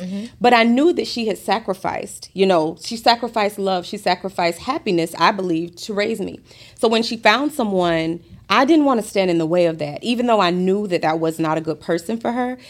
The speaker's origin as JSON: {"language": "English", "town": "Gainesville", "region": "Florida", "country": "United States", "also_born_or_lived": "Fort Lauderdale, Florida", "moved": "as an adult", "lives_now": "Atlanta, United States", "said": "I'm from Gainesville, Florida. I was born in Fort Lauderdale"}